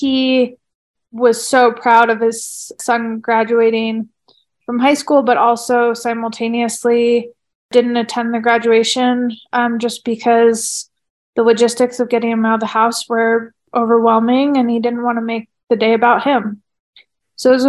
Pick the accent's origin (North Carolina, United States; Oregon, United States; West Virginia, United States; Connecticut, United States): Oregon, United States; now in Flagstaff, United States; I'm originally from Oregon